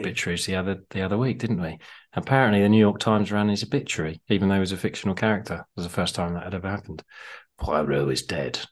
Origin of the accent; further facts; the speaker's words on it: Harpenden, East of England, United Kingdom; my hometown, Harpenden